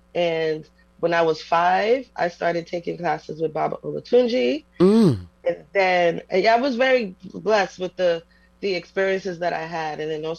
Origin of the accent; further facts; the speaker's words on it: New York City, New York, United States; So me and my brothers, we were raised in New York.